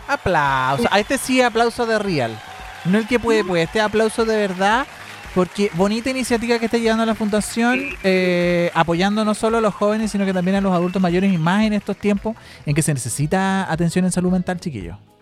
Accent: Chile; como chileno

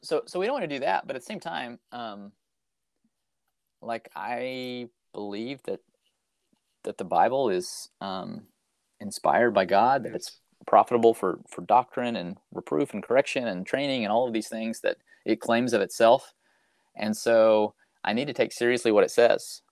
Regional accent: Fayetteville, Arkansas, United States; I'm originally from Fayetteville, Arkansas. That's where I grew up

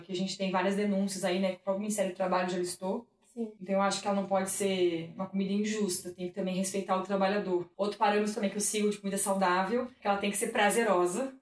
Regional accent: Santa Catarina, Brazil; na minha terra, né, Santa Catarina

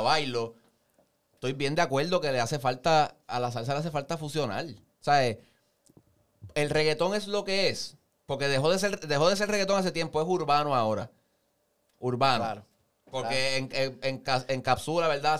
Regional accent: Puerto Rico; nacimos en Puerto Rico, nos criamos aquí

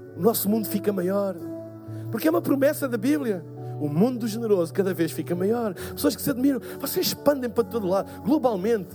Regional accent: Portugal; eu sou de Portugal

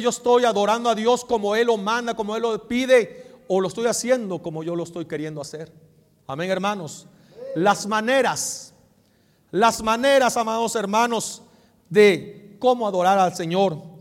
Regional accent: Mexico; somos mexicanos, pero nuestra nacionalidad allá está

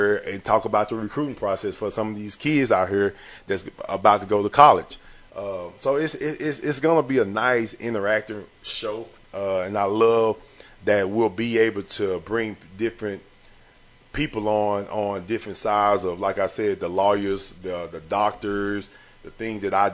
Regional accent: Longview, Texas, United States; I'm from Longview, Texas.

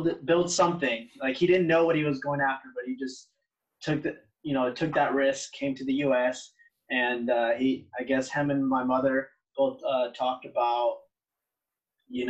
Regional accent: Wilmington, United States; also born or lived in Chimalhuacan, State of Mexico, Mexico; now back here in my hometown, which is Wilmington

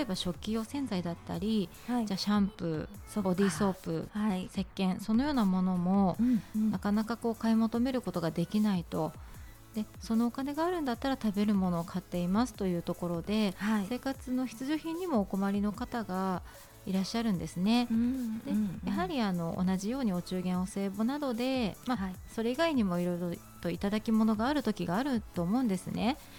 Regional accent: Tachikawa, Tokyo, Japan; 立川に生まれ育って46年になりました

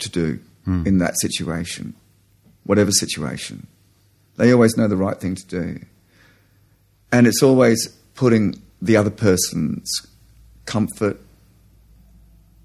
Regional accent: United Kingdom; now in Australia; I'm an Australian, but I am an immigrant Australian, and a large part of that kind of British is still in me

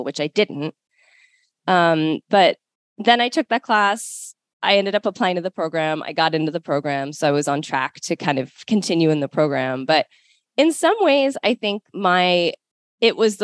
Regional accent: Baltimore, Maryland, United States; My mom had found a teacher in Maryland, in the Baltimore area where I grew up.

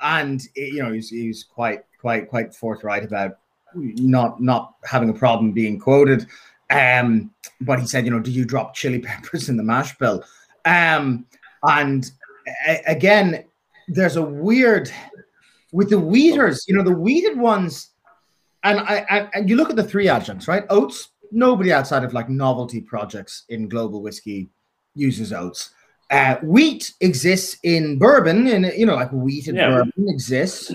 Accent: Dublin, Leinster, Ireland; I'm from North Dublin

